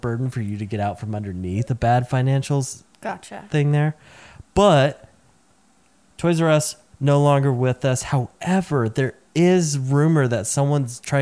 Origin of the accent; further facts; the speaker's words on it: Middle Tennessee, United States; I grew up in Middle Tennessee.